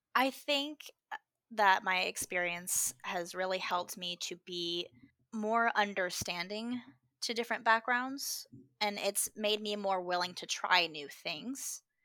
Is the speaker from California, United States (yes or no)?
yes; Southern California, United States; now in Washington, United States; I grew up in Southern California